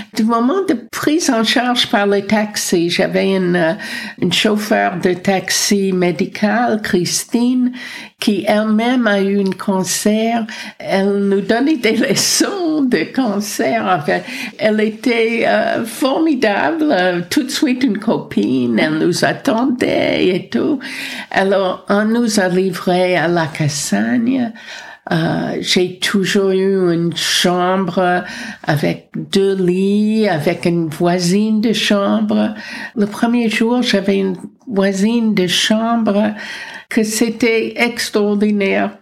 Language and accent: French; United States; moved away as an adult; also born or lived in France; now in Paris, France; je suis américaine, mais je suis française depuis 54 ans